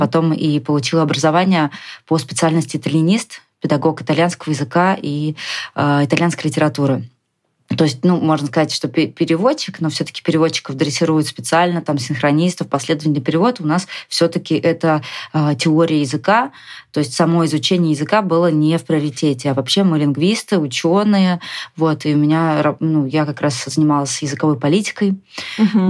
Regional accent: Moscow, Russia; moved away as an adult; also born or lived in Saint Petersburg; То есть mm я изначально отсюда

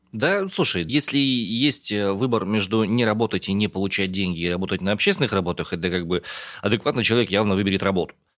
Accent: Omsk, Omsk Oblast, Russia; born or raised there

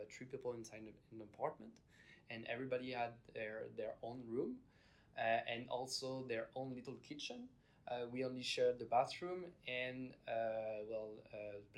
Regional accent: France; Uh, I'm from France. I'm 21 years old.

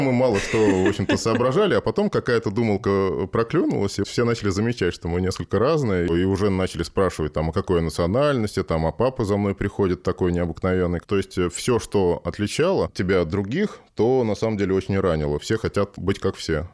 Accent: Moscow, Russia; Родился в Москве

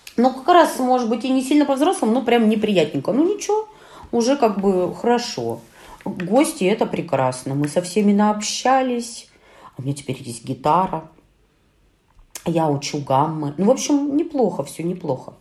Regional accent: Urals, Russia; Мы, уральцы

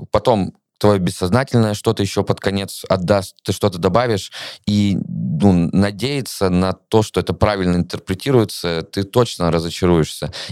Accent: Russia; moved away as an adult; я впервые выехал из России в конце сентября, вот в свои 26 лет.

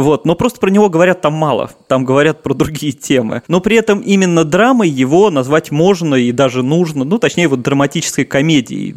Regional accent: Saint Petersburg, Russia; как коренной петербуржец

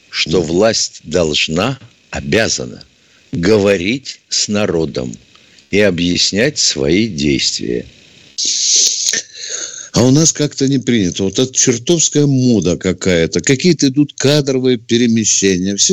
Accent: Moscow, Russia; Я, я, там, москвичка.

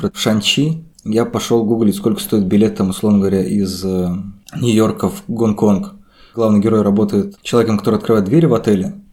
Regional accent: Krasnogorsk, Moscow Oblast, Russia; гордый красногорец.

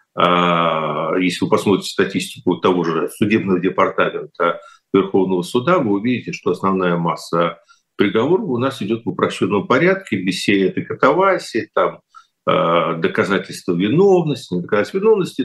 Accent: Kyiv, Ukraine; moved away; я киевлянин

